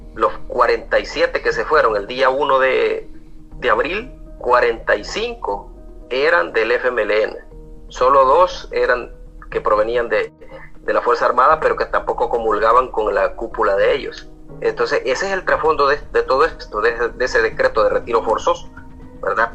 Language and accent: Spanish; El Salvador; como salvadoreños